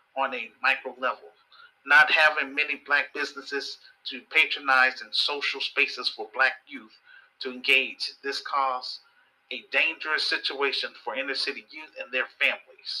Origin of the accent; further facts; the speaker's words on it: Chicago, Illinois, United States; This film is about my experience growing up in Chicago. I am a Chicago native.